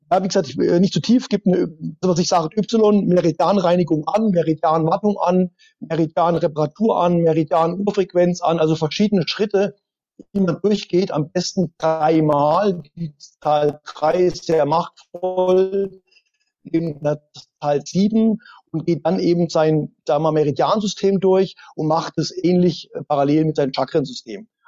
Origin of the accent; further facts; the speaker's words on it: East Germany, Germany; born there; Ich war schon immer so ein, ein Russenfreund, äh, geboren als Ossi, da hat man natürlich deutsch-sowjetische Freundschaft gehabt.